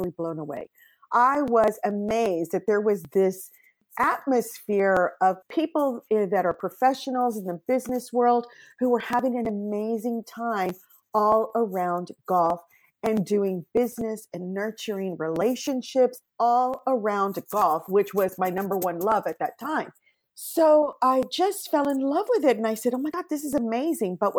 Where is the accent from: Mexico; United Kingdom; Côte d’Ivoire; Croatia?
Mexico; moved away as an adult; now in California, United States; I am an immigrant from Mexico